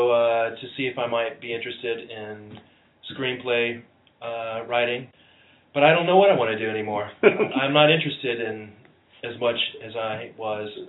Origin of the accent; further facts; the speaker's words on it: Dallas, Texas, United States; moved away as an adult; also born or lived in New York / Ohio; I'm from Dallas, Texas originally